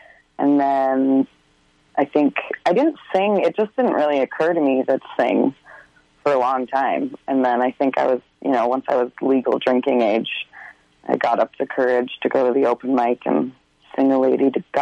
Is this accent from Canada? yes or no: yes; Fort St. John, British Columbia, Canada; also born or lived in Slave Lake, Alberta; technically I was born in Slave Lake, Alberta, but I've lived in Fort St. John since I was 8 months old. So yeah, born and raised is what I say